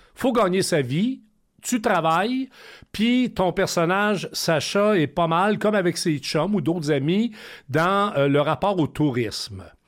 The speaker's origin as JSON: {"language": "French", "town": "Thetford Mines", "region": "Quebec", "country": "Canada", "said": "moi je viens de Tetford Mines"}